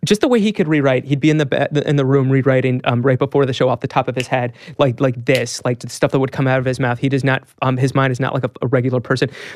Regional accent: Pennsylvania, United States; growing up in Pennsylvania

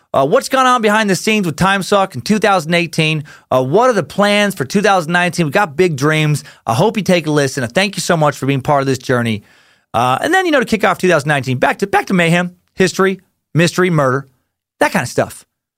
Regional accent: Beloit, Wisconsin, United States; It was the day the Mob Barker gang robbed a bank in my hometown of Beloit, Wisconsin. We are literally right on the Wisconsin-Illinois border.

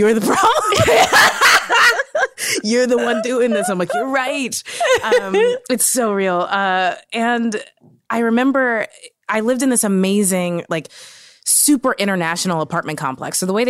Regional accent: Kentucky, United States; I'm from Kentucky. This is a purely symbolic vote.

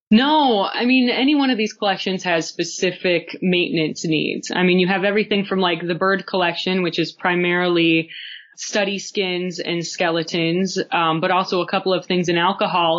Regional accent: United States; moved away; also born or lived in South Dakota / Montana; a rather sheltered naive kid growing up in South Dakota and Montana

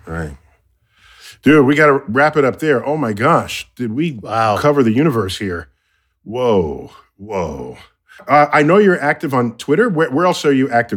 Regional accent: United States; they know I'm American

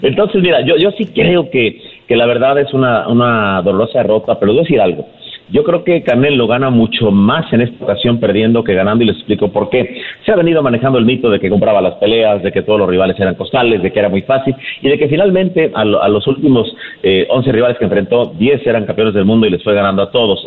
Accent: Mexico; parte de lo que sentimos como mexicanos

